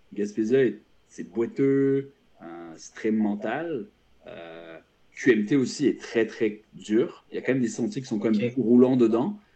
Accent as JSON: {"language": "French", "country": "France", "moved": "yes", "lives_now": "Quebec, Canada", "said": "je suis français, j'ai vécu en France longtemps"}